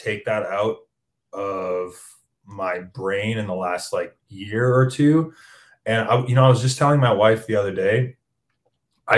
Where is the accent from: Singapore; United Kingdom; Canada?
Canada; Hamilton, Ontario; I'm from Hamilton.